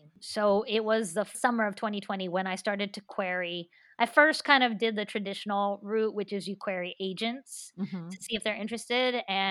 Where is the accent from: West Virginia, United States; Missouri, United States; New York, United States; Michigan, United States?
West Virginia, United States; when I tell people I'm from West Virginia, like, they don't believe me.